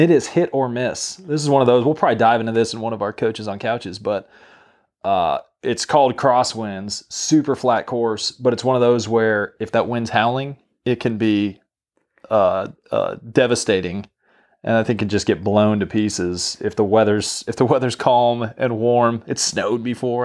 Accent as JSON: {"language": "English", "region": "New Mexico", "country": "United States", "moved": "yes", "said": "I'm from New Mexico originally"}